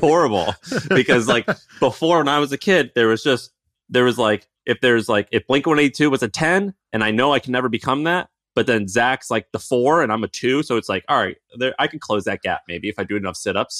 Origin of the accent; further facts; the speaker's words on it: Missouri, United States; as a kid growing up in Missouri